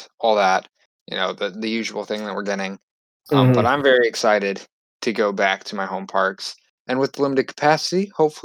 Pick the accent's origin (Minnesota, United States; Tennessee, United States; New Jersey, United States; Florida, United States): Florida, United States; my home state